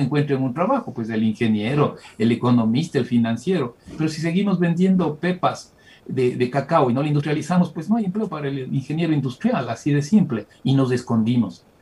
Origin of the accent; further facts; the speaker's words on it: Ecuador; la mayoría que somos los ecuatorianos